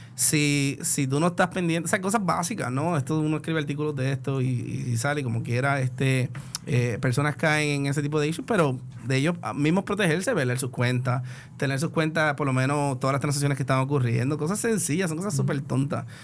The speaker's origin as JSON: {"language": "Spanish", "country": "Puerto Rico", "said": "como buen puertorriqueño"}